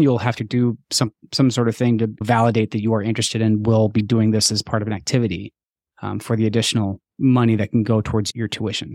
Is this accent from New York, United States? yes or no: no; Montana, United States; moved away; also born or lived in Minnesota; when I grew up in Montana and then we moved to Minnesota